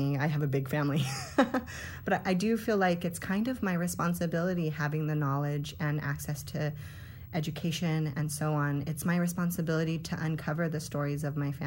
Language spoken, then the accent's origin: English; Hollister, California, United States; I was born and raised in Hollister, California, in San Benito County